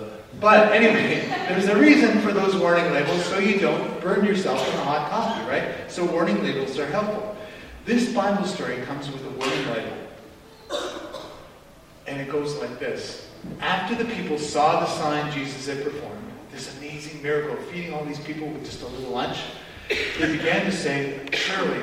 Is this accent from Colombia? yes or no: no; Canada; us as Canadian Christians